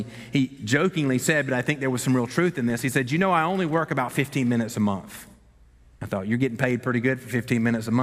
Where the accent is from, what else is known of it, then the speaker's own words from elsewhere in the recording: the South, United States; We are from the South, after all, and we've been taught from birth that we're not to say anything ugly to anybody